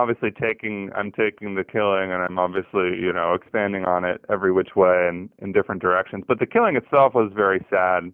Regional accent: Southern California, United States; also born or lived in Texas / Northeast United States; now in New Orleans, United States; I grew up in Southern California

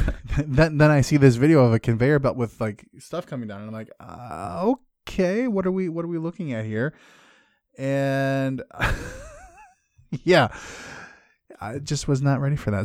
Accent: Midwest, United States; I'm from the Midwest.

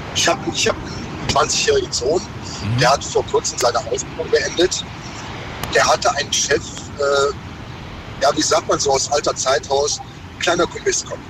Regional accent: near Mönchengladbach, North Rhine-Westphalia, Germany; ich komme so aus der Nähe von München-Gladbach.

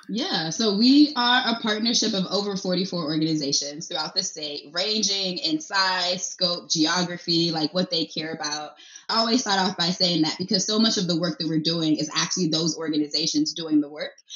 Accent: Nigeria; now in Pennsylvania, United States; I'm from Nigeria

